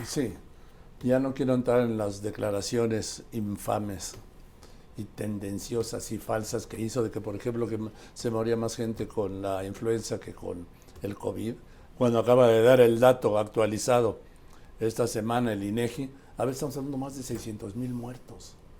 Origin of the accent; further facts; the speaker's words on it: Mexico; also born or lived in Madrid, Spain; yo soy mexicano